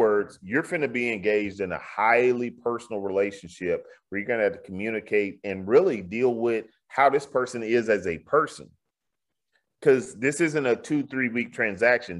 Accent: Houston, Texas, United States; in my old neighborhood, all of a sudden in, in the Bloody Nickel, I'm from Fifth Ward, they call this area the Bloody Nickel.

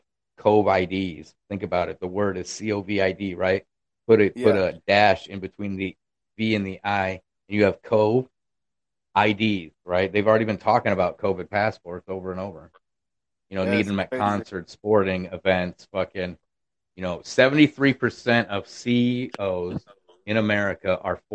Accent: Iowa, United States; now in Arkansas, United States; I'm in Arkansas. From Iowa

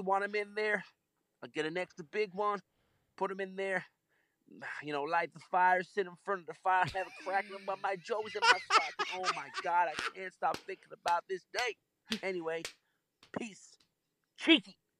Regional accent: Nashville, Tennessee, United States; Nashville here, and I'm from Nashville

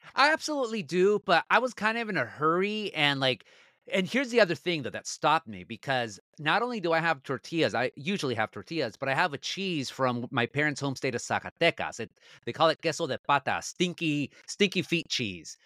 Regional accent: Anaheim, California, United States; Born and raised in Orange County, and God willing, I will stay

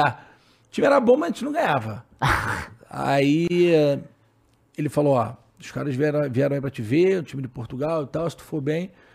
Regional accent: São Gonçalo, Rio de Janeiro, Brazil; now in Niterói, Brazil; sou de São Gonçalo, cria de São Gonçalo total, mas moro em Niterói há algum tempo já

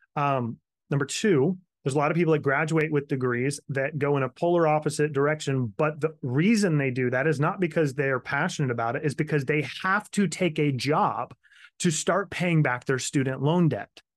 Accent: Kansas, United States; also born or lived in Florida; now in South Carolina, United States; Grew up in Kansas, moved to Florida for a while, and ended up in South Carolina, moved here in two thousand nine

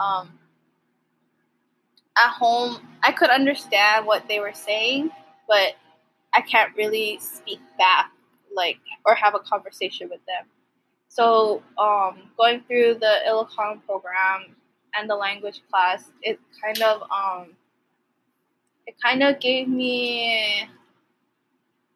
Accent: Hawaii, United States; born or raised there; also born or lived in Philippines

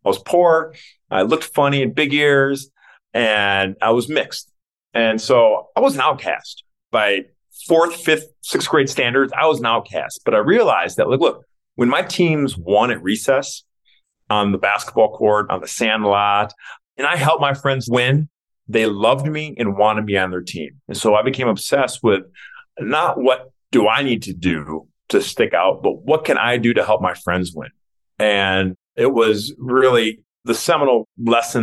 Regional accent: Detroit, Michigan, United States; growing up in Detroit

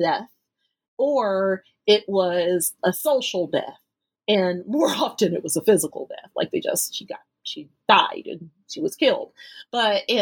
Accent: United States; I'm born and raised in the United States

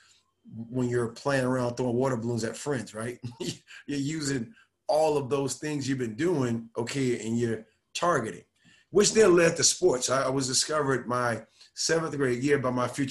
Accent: South Miami, Florida, United States; now in Dallas, United States; I'm from Miami, Florida, South Miami, Florida

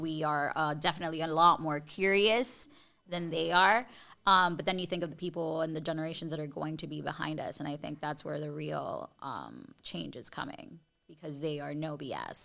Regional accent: Miami, Florida, United States; working in my hometown on T V at a station that I used to, like, you know, I grew up watching.

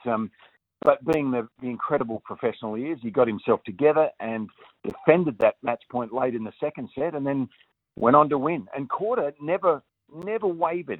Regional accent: Australia; as an Australian

